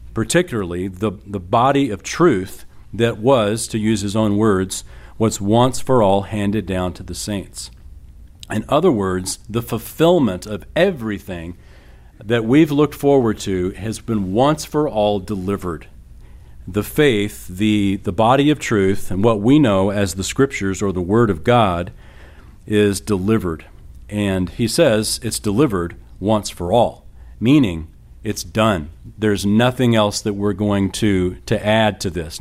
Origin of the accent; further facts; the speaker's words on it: San Antonio, Texas, United States; I was raised in San Antonio